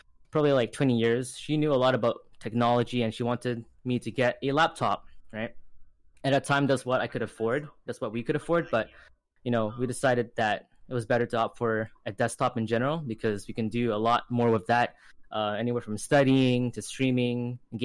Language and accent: English; British Columbia, Canada; I'm from Canada, BC, and currently I am in high school